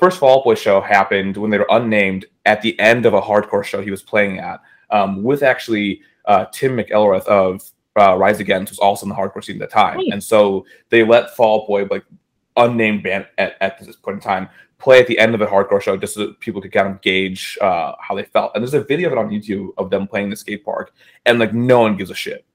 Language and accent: English; Chicago, Illinois, United States; moved away as an adult; as I'm landing in like my hometown